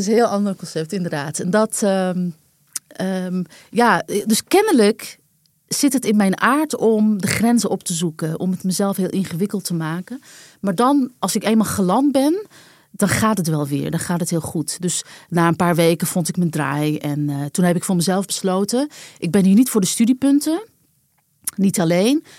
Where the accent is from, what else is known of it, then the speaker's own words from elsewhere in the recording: Amsterdam, North Holland, Netherlands; also born or lived in New Jersey; Wij waren allebei Amsterdammer